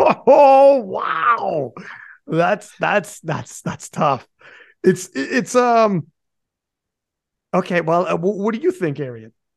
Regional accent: Canada; I'm Canadian.

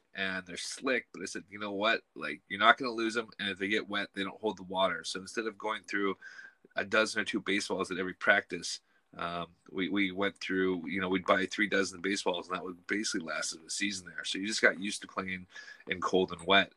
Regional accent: West Coast, United States; moved away as an adult; now in Scotland; growing up in the West Coast

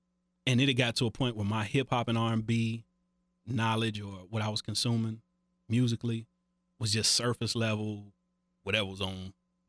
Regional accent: Cincinnati, Ohio, United States; Growing up in Cincinnati was different.

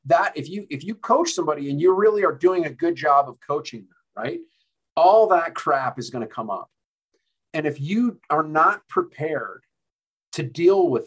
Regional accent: Denver, Colorado, United States; I was born in Denver, lived here through my early childhood.

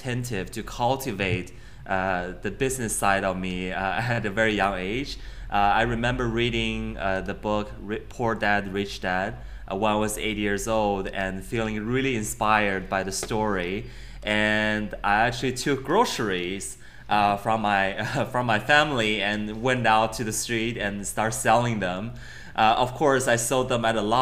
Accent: Beijing, China; moved away as an adult; also born or lived in Connecticut, United States; I grew up in Beijing

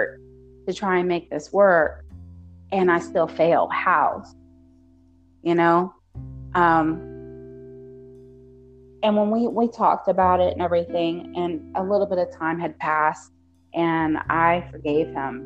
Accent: United States; I'm American

